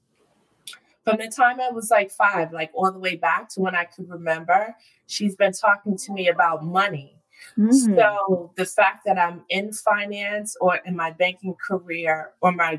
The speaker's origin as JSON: {"language": "English", "area": "Westchester", "region": "New York", "country": "United States", "tie": "born or raised there", "also_born_or_lived": "White Plains, New York / New Rochelle, New York", "said": "So I grew up between, I was born in White Plains. I'm a Westchester girl."}